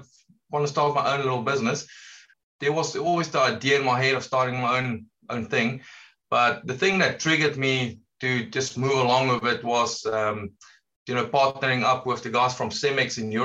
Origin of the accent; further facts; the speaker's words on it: South Africa; from South Africa, you can hear from my accent